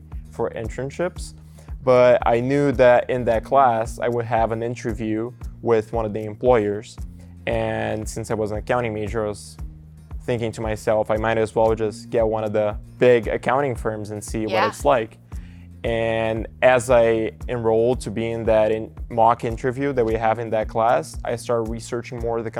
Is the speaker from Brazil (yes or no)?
yes; Brazil; English is a second language; moved away as an adult; now in Nebraska, United States; I'm originally from Brazil, and I came here to Nebraska for college in 2021